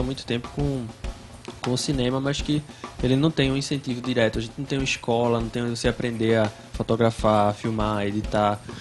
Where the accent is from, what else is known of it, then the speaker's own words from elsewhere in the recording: Vitória de Santo Antão, Pernambuco, Brazil; Lagoa Redonda, que também nem existe mais o bairro onde eu cresci